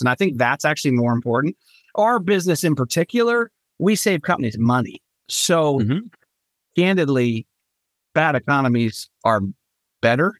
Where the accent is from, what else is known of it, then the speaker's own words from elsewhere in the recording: Norwalk, Connecticut, United States; moved away as an adult; also born or lived in Lancaster, Pennsylvania; now in Charleston, United States; I was born and raised in Norwalk, Connecticut